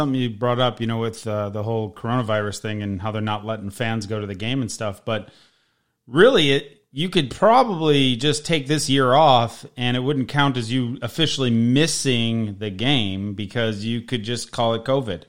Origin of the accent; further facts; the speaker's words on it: Chicago, Illinois, United States; now in Las Vegas, United States; I am also from the Chicago suburbs. I am a Southsider, so I am a diehard Sox fan. I do enjoy watching the Bears. That's my team. I don't currently live in Chicago. I live in Las Vegas